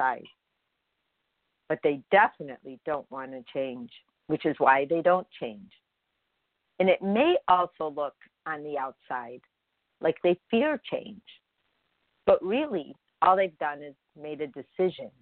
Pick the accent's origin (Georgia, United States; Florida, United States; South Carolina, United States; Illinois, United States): Illinois, United States; Chicago; I grew up in Chicago on a block, never moved.